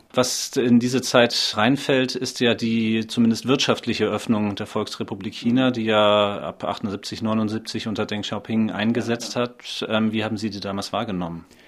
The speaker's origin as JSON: {"language": "German", "region": "Schleswig-Holstein", "country": "Germany", "tie": "born or raised there", "moved": "as an adult", "lives_now": "Leipzig, Germany", "said": "seit 16 Jahren Leipziger, geboren 1984 in Schleswig-Holstein"}